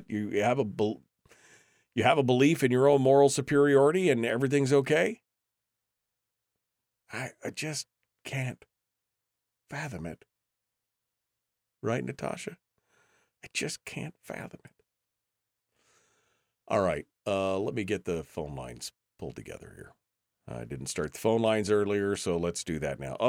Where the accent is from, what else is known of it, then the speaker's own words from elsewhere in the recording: San Diego, California, United States; moved away; my hometown of San Diego